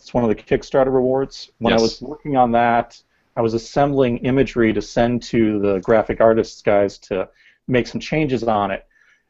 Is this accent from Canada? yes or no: no; Cleveland, Ohio, United States; I'm from Cleveland. I've been to Detroit before